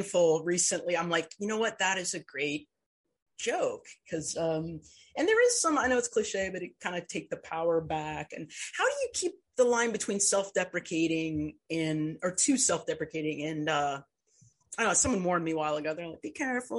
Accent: Indiana, United States; I grew up in Indiana

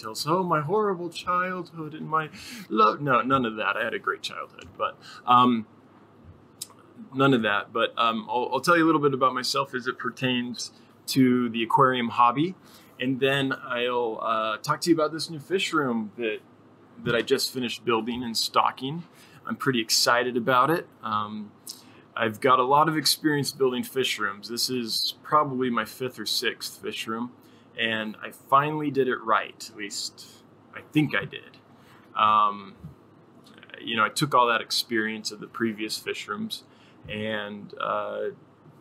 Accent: Sierra Nevada foothills, Northern California, United States; I grew up in Northern California in the foothills of the Sierra Nevada Mountains

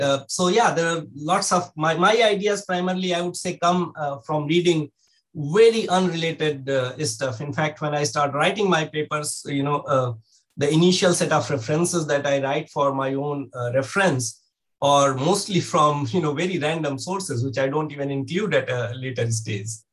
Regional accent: India; moved away; growing up in India

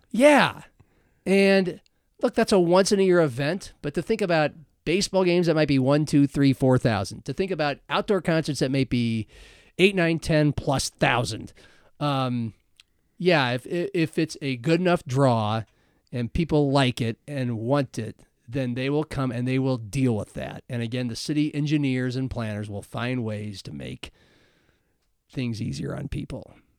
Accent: Omaha, Nebraska, United States; also born or lived in Lincoln, Nebraska; now in Sioux Falls, United States; I grew up in Omaha and Lincoln.

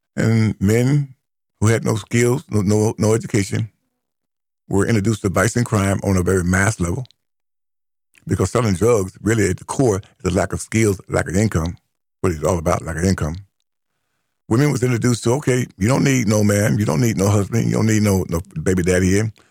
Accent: United States; as an American, not an African, as an American, who identifies as an American descendant of slavery

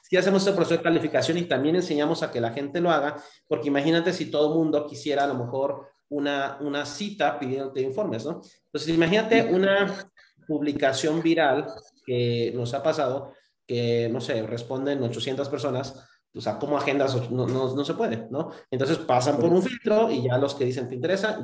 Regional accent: Cancún, Quintana Roo, Mexico; moved away as an adult; also born or lived in Mexico City; yo soy de Cancún, Quintana Roo

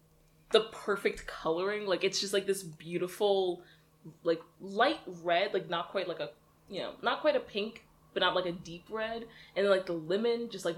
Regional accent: Virginia, United States; I've only ever grown up on the East Coast and specifically in Virginia

